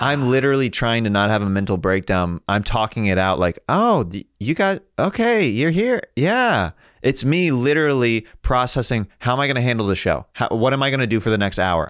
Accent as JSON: {"language": "English", "region": "Kansas", "country": "United States", "moved": "yes", "lives_now": "Los Angeles, United States", "said": "I'm from Kansas"}